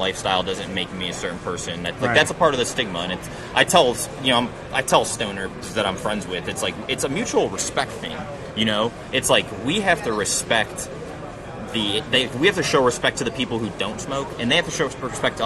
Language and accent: English; Ohio, United States; I'm from Ohio too